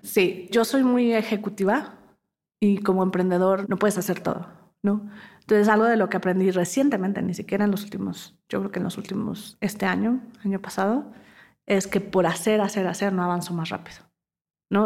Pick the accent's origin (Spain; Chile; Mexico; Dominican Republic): Mexico; moved away as an adult; also born or lived in London; como mexicanos